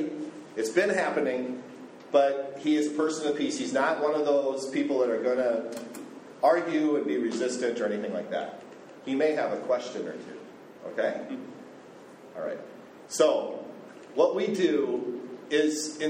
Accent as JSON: {"language": "English", "country": "United States", "moved": "as an adult", "lives_now": "Cambodia", "said": "I'm American"}